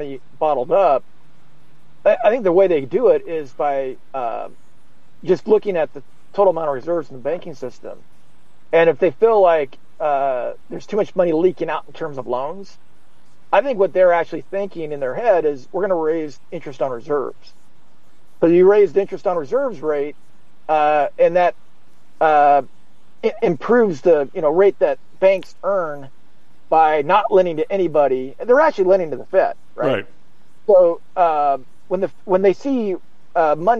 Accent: the West, United States; I'm from the West where we have dams.

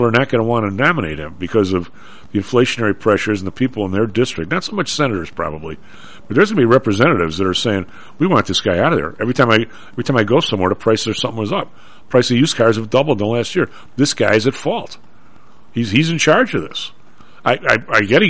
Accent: Chicago, Illinois, United States; I'm from the South Side.

